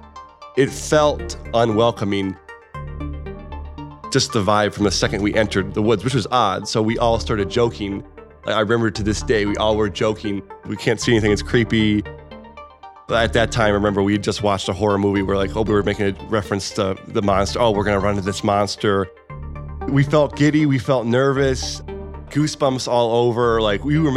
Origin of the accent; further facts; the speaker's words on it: outside Cleveland, Northeast Ohio, United States; born and raised in Northeast Ohio, right outside of Cleveland